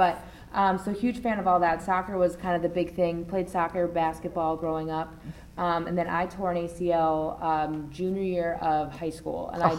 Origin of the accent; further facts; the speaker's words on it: Jersey Shore, New Jersey, United States; moved away as an adult; now in Florida, United States; So I grew up on the Jersey Shore.